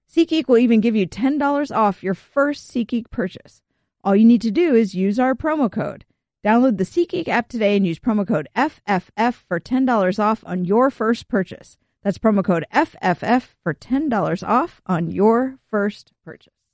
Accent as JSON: {"language": "English", "region": "California", "country": "United States", "tie": "born or raised there", "said": "growing up in California"}